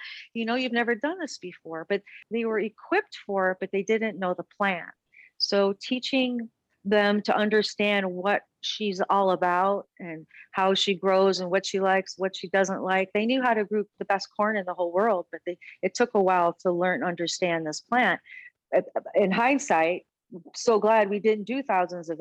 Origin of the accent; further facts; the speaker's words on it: Bloomfield Hills, Michigan, United States; moved away as an adult; also born or lived in Florida / Aspen, Colorado; now in Denver, United States; I grew up in Bloomfield Hills, Michigan, went to a convent